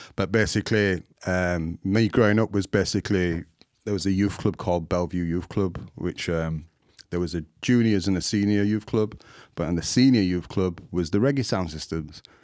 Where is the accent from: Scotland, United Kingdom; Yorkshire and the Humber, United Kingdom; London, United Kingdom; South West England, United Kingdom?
Yorkshire and the Humber, United Kingdom; Leeds; I'm from Burley in Leeds, Burley Road, but people class it as Hyde Park now